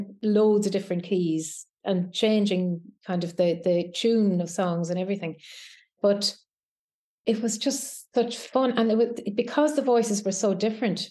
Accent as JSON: {"language": "English", "town": "Keshcarrigan", "region": "Connacht", "country": "Ireland", "tie": "born or raised there", "said": "the village that I grew up in County Leitrim, a place called Keshcarrig."}